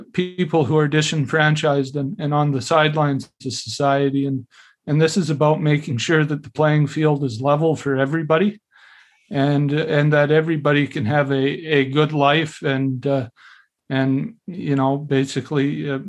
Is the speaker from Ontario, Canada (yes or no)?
no; Sointula, British Columbia, Canada; also born or lived in Alert Bay, British Columbia; I was born in Alert Bay on Namgus traditional territory, grew up in a little place right next door called Sointula.